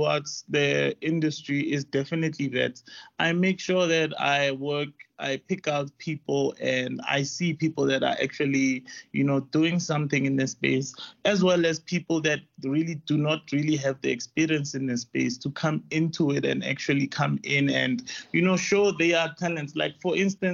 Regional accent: Rustenburg, North West, South Africa; moved away as an adult; also born or lived in Johannesburg; I grew up in Rustenburg, and then I came around Johannesburg to actually go study film around 2008.

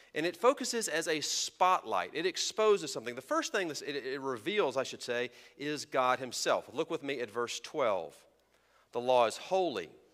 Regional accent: Texas, United States; I was raised in Texas in the Sun Belt

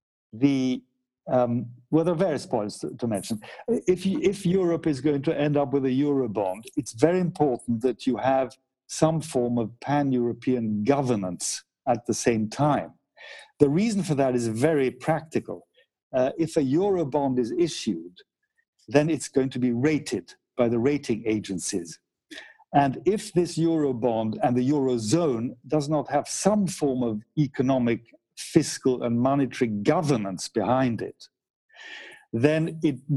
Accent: United Kingdom; I'm British as well, so I'm thinking of my fellow Brits

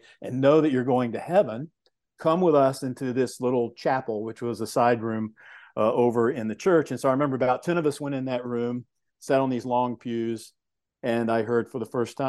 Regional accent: Georgia, United States; but I was raised in Georgia. And the way that I describe it is a very loving home.

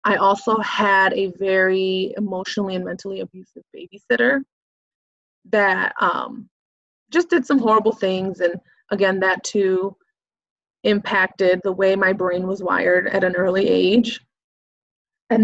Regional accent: Chicago, Illinois, United States; also born or lived in Waukegan, Illinois; I grew up in Chicago, back of the Yards neighborhood, and then eventually moved to Waukegan

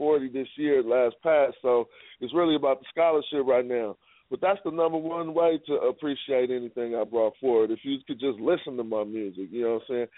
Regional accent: California, United States; I'm from Cali

